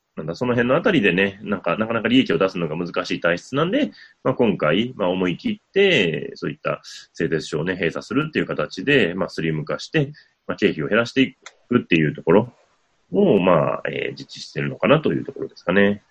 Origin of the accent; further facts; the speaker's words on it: Wakayama, Japan; 和歌山の方の、まあ、私の地元